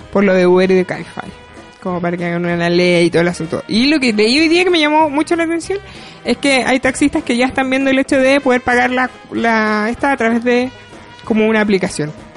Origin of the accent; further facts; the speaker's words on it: Temuco, Araucanía, Chile; soy de Temuco